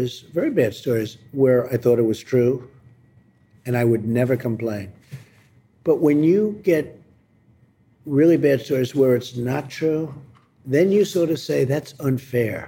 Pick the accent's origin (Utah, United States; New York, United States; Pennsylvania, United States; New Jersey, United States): New York, United States; New York City; I came from Jamaica, Queens, Jamaica States